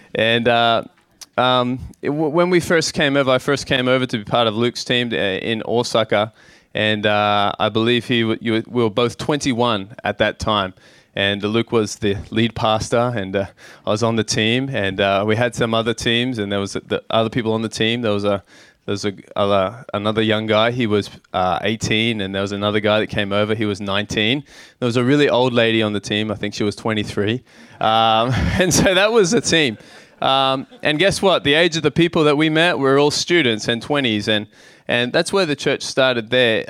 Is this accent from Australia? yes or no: yes; Australia; moved away as an adult; now in Tokyo, Japan; growing up in Australia, in a small town